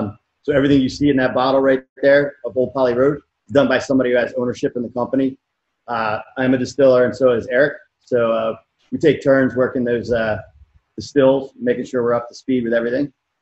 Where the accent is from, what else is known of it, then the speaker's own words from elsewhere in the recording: Baltimore, Maryland, United States; now in Hawaii, United States; I'm from Baltimore.